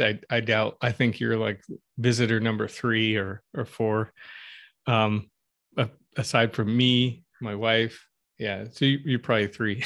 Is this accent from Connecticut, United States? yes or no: yes; Stamford, Connecticut, United States; moved away as an adult; also born or lived in Los Angeles; now in Flint, United States; I grew up in Connecticut, uh, in Stanford, if you're familiar with Fairfield County or the southwestern corner